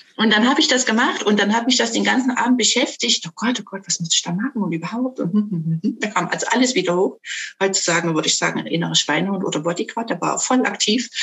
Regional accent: Dresden, Saxony, Germany; ich komme aus Dresden, bin also waschechte Sächsin.

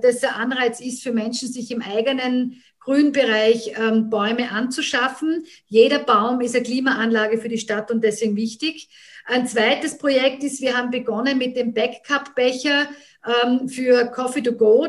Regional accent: Graz, Styria, Austria; ich bin gebürtige Grazerin und ähm, habe immer in Graz mit Unterbrechungen gelebt

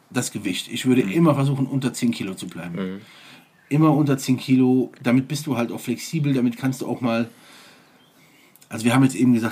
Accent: Eifel, Germany; Ich weiß noch damals, im, ähm, als in meiner Heimat in der Eifel hat es mal einmal so stark geschneit, dass

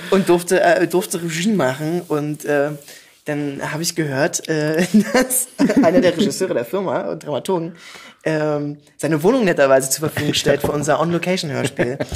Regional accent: Berlin, Germany; accent: Berlin dialect; ich komme aus, äh, aus Pankow tatsächlich

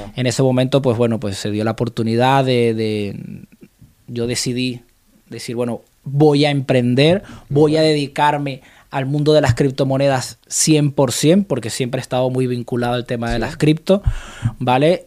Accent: Venezuela; now in Reus, Spain

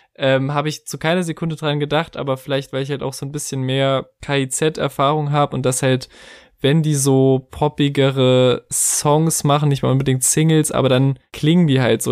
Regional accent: Germany; als Deutscher

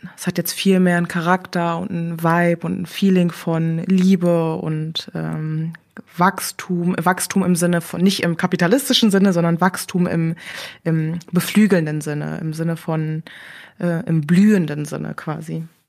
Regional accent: Berlin, Germany; also born or lived in Korea; ich bin im Wedding groß geworden

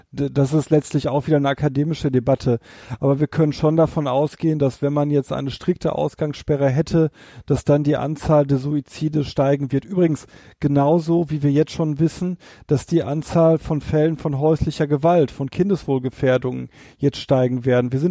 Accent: North Rhine-Westphalia, Germany; Bei uns hier in der Stadt, ich komme ja hier aus dem Ruhrgebiet, da haben wir viele, viele Menschen, die keine Gärten haben.

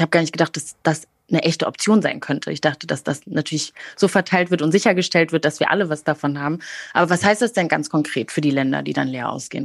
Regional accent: Germany; als Deutsche

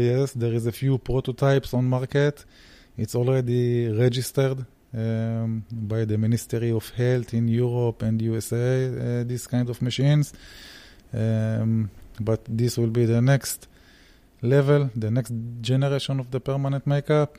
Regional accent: Israel; I am coming from Israel. My roots, my parents' roots, they are from Germany, but unfortunately, I speak only English

